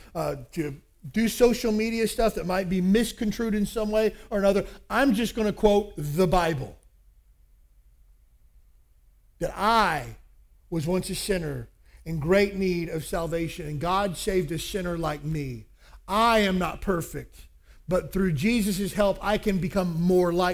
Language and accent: English; Kentucky, United States; I grew up in Kentucky